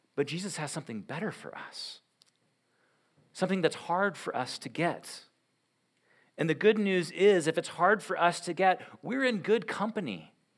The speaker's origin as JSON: {"language": "English", "country": "United States", "said": "as Western Americans"}